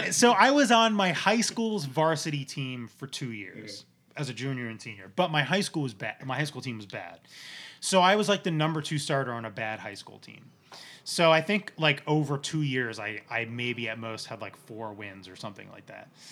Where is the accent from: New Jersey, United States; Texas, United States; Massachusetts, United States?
New Jersey, United States; I grew up in New Jersey.